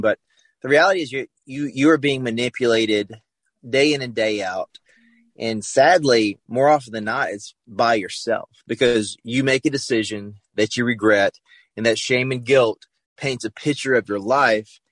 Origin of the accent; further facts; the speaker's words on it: the South, United States; I grew up in the South, so you know I went to church on Sunday, Wednesday